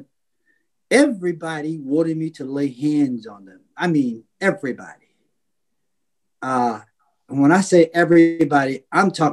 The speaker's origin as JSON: {"language": "English", "country": "United States", "said": "I was from the United States of America"}